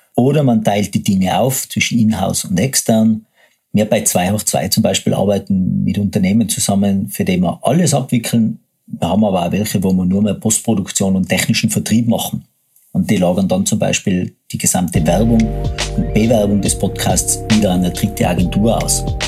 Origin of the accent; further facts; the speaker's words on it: Tyrol, Austria; accent: Tyrolean; moved away as an adult; now in Vienna, Austria; bin geborener Tiroler, lebe seit 15 Jahren in Wien und mein Tiroler Dialekt schlägt ab und an durch